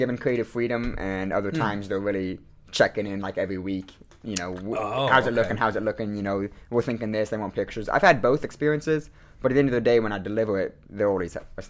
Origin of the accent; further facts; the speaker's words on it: Boone, Iowa, United States; also born or lived in Winterset, Iowa; So I grew up in Boone, Iowa, and then my junior year, 2015, I actually moved to Winterset.